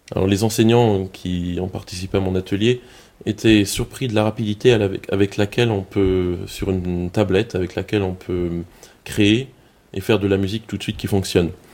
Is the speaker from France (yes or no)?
yes; Colmar, Grand Est, France; accent: Alsatian; j'habite Colmar en Alsace, ça s'entend mon accent